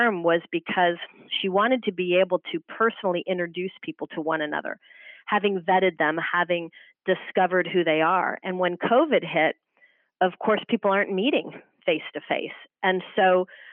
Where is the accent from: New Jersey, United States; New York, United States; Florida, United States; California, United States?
California, United States; Marin County; moved away; also born or lived in Los Angeles; I was born and raised in Marin County, which is kind of on the water there, Sausalito and Tiburon